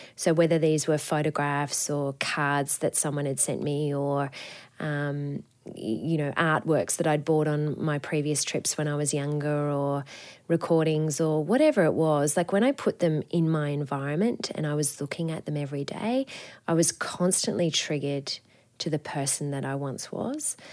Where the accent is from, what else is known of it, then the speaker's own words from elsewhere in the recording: Coffs Harbour, New South Wales, Australia; I grew up in Coffs Harbour on the, the north coast of New South Wales